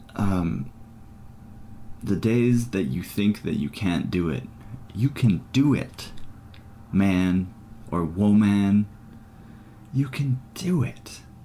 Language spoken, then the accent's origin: English; Ireland; I'm Irish.